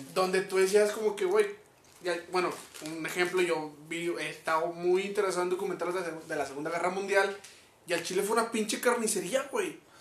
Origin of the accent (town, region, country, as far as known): Mexico